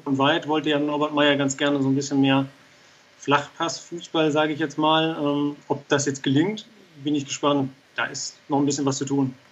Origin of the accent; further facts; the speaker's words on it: Darmstadt, Hesse, Germany; also born or lived in Hamburg; Äh, ich bin gebürtiger Hamburger, der von seinen Eltern nach Darmstadt gebracht wurde.